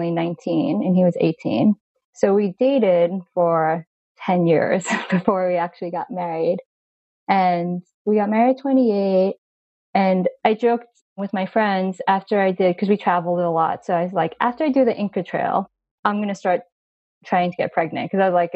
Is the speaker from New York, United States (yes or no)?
yes; Long Island, New York, United States; I was actually born in New York City, and I grew up in Long Island